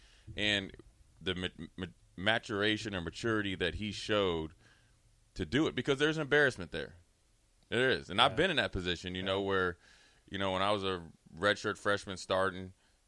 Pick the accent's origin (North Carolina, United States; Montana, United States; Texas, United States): Texas, United States; He's like, the hustle and bustle of Texas. I'm from Texas.